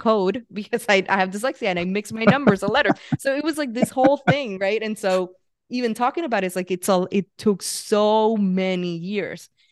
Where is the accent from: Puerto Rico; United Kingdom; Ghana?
Puerto Rico; moved away as an adult; also born or lived in San Francisco; I grew up in Puerto Rico, and at twenty-five, I was like, "I need to get out of here."